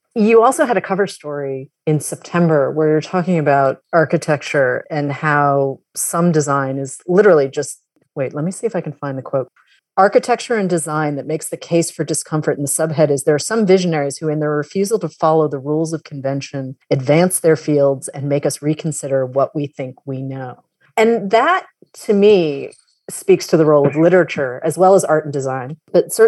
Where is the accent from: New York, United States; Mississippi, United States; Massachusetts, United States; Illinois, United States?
Massachusetts, United States; outside of Boston; I grew up outside of Boston.